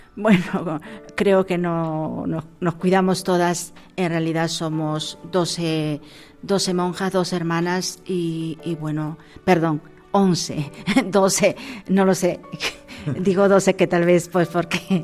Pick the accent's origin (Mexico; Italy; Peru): Peru; now in Laredo, Spain; nací en Perú, pero como bien digo, eh, llevo muchísimos años aquí, treinta y tantos años